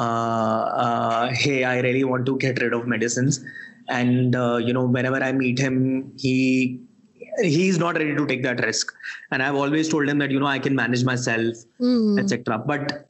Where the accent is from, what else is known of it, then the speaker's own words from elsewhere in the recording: Delhi, India; moved away as an adult; also born or lived in Sri Lanka; I was born and brought up in Delhi